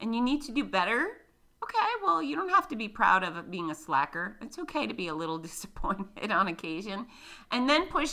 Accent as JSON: {"language": "English", "region": "Florida", "country": "United States", "accent": "redneck", "said": "I'm from Florida"}